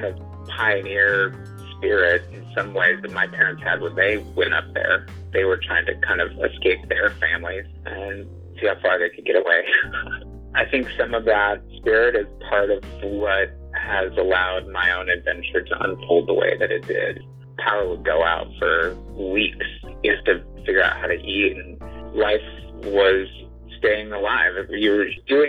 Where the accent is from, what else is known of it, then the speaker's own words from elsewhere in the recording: Alaska, United States; also born or lived in Juneau, Alaska / Santa Cruz Mountains area, California; now in Santa Cruz area, United States; growing up in Alaska